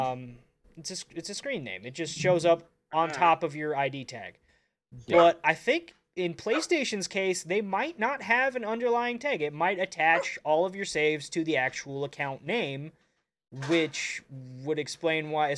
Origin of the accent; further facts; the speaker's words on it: Duluth, Minnesota, United States; I'm from Duluth